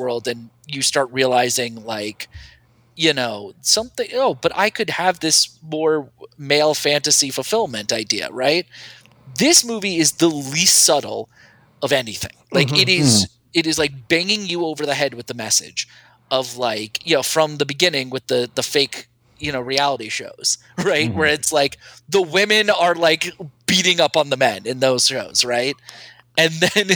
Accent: southeastern Connecticut, United States; now in New York City, United States; a person who grew up in Connecticut and currently lives in New York City

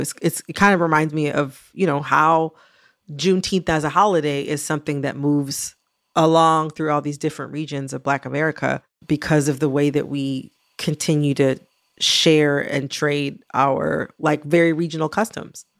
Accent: Michigan, United States; also born or lived in Kentucky; I was born in Kentucky, even though I was raised in Michigan

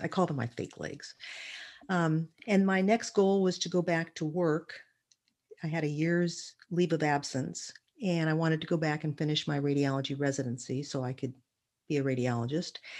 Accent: Redlands, California, United States; also born or lived in Berkeley, California; I basically spent most of my childhood and young years in Redlands, California

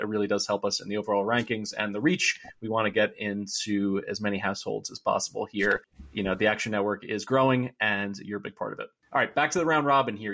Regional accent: Philadelphia, Pennsylvania, United States; I grew up in Philadelphia. I still live in the Philly suburbs.

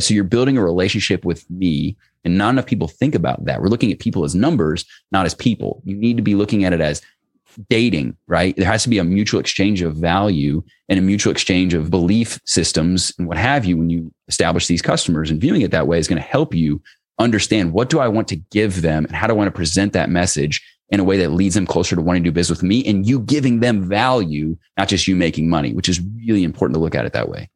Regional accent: Cincinnati, Ohio, United States; in Cincinnati, where I live, I grew up in Cincinnati

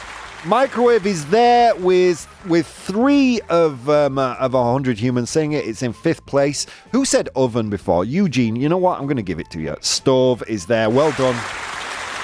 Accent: England, United Kingdom; moved away; my English soul, my blackened English soul

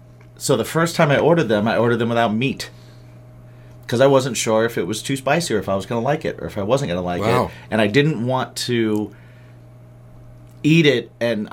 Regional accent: Midwest, United States; Well, and I grew up in the Midwest, too, so I didn't have...

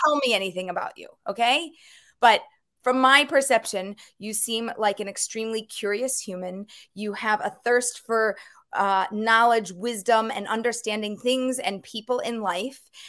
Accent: Philadelphia, Pennsylvania, United States; I grew up in Philadelphia

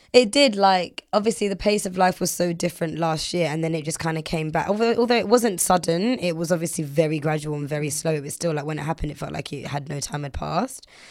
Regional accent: London, United Kingdom; I'm from London and I'm black, but I'm also, like, Caribbean

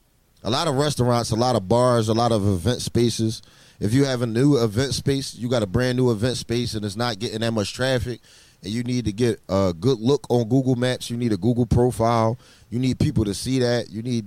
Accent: Philadelphia, Pennsylvania, United States; also born or lived in Houston, Texas; I'm from Houston. Yeah, I was born in Houston, and I moved to Philly when I was like 6 years old. I moved to North Philadelphia, down like 33rd and Fairmount Park and all that.

